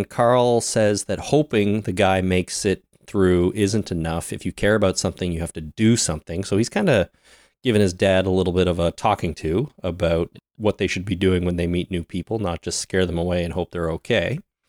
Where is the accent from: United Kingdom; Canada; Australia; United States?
Canada; We're Canadian, man. We've all spent time on cow farms